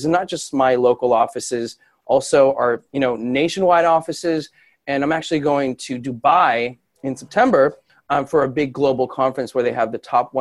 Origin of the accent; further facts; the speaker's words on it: Los Angeles, California, United States; Born and raised in Los Angeles